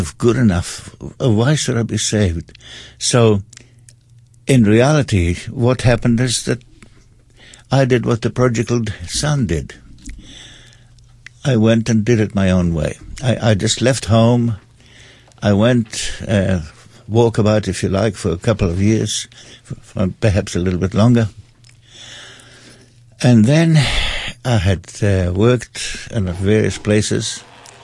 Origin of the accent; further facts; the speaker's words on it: Austria; moved away; also born or lived in England / Stoke-on-Trent / London; I was brought up in Austria, I also spent quite a lot of time in England.